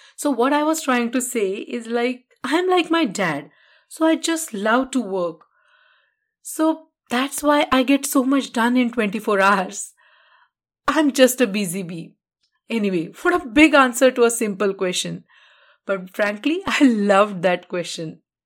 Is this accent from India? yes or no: yes; Karad, Maharashtra, India; moved away as an adult; in my hometown Karar